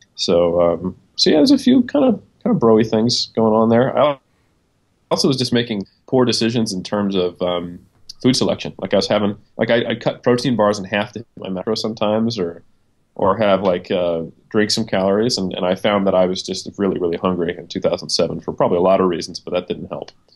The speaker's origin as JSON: {"language": "English", "country": "United States", "also_born_or_lived": "New Zealand", "moved": "as an adult", "lives_now": "Auckland, New Zealand", "said": "I'm American. Uh, I've been here for a little over four years now"}